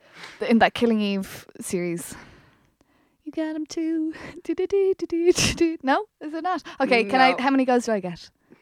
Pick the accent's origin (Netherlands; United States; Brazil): Brazil; I'm not Irish. I'm Brazilian.